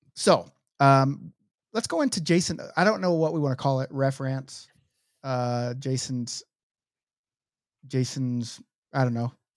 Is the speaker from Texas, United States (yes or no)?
no; Oklahoma City, Oklahoma, United States; moved away; my hometown, Oklahoma City